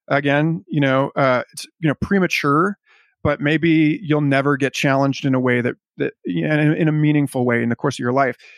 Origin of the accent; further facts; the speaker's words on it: United States; as an American